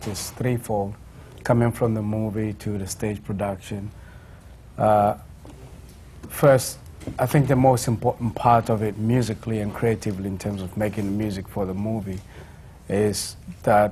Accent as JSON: {"language": "English", "country": "South Africa", "said": "as a South African artist"}